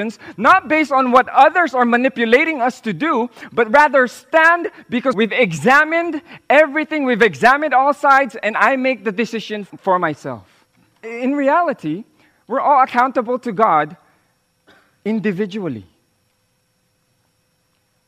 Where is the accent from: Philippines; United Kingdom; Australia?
Philippines; first language Tagalog; English is a second language; my original language, in my original tongue, which is Tagalog